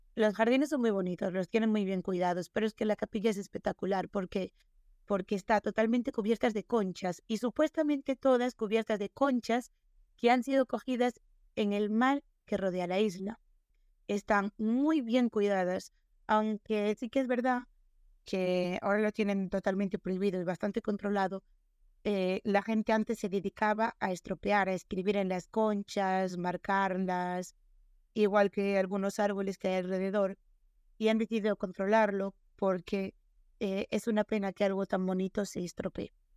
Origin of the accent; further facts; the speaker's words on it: Galicia, Spain; first language Galician; yo soy gallega